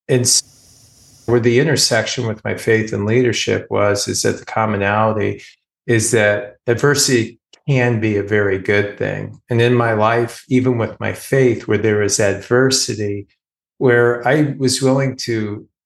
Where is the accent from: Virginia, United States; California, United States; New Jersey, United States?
California, United States; now in Philadelphia area, United States; I'm from California